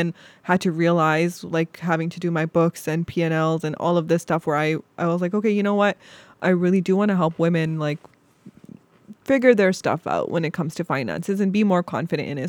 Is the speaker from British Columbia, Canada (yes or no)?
no; Toronto, Ontario, Canada; moved away as an adult; now in Cleveland, United States; as a Canadian